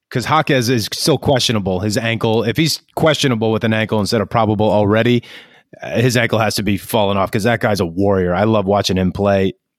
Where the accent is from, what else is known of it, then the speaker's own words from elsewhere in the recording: New York, United States; now in Los Angeles, United States; I'm from New York.